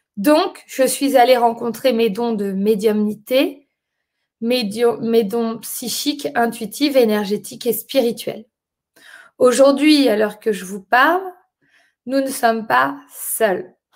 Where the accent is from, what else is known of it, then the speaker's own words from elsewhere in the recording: France; moved away as an adult; also born or lived in London; je suis née en France et j'ai grandi en France, je suis française